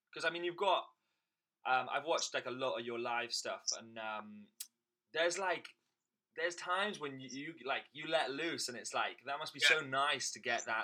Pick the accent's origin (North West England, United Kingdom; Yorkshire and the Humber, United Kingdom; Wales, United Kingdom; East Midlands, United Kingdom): Wales, United Kingdom; Swansea; moved away; also born or lived in London; Swansea in Wales